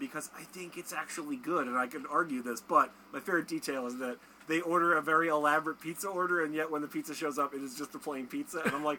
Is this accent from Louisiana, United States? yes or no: no; Kansas, United States; Also, I'm from Kansas. This is how we all talk in Kansas.